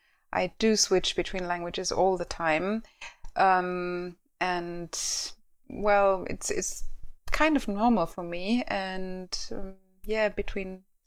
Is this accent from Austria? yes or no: yes; Austria; accent: Austrian; first language German; English is a second language; My native language is German. Well, Austrian, if you want to.